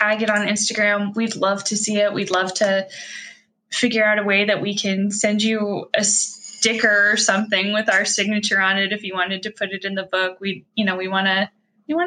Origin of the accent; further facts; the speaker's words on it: Kirkland, Washington, United States; now in Bellingham, United States; I grew up in Kirkland, so very close to Kenmore